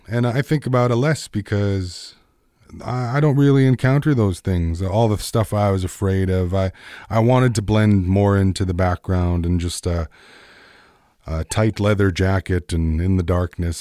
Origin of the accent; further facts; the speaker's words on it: Peguis, Manitoba, Canada; growing up in Peguis